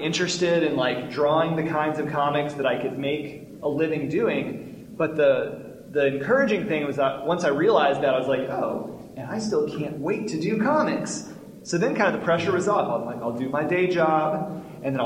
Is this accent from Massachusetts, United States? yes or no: no; Little Rock, Arkansas, United States; moved away; also born or lived in Montgomery, Alabama; I grew up in Arkansas